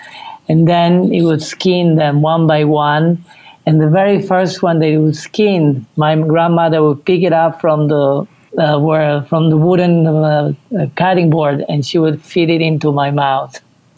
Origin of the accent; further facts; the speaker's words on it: Sicily, Italy; the fact that both Sicily and Cuba were dominated by the Sp